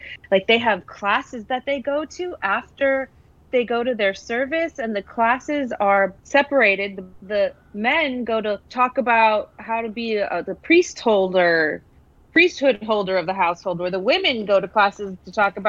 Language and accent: English; Milwaukee, Wisconsin, United States; Milwaukee, Wisconsin.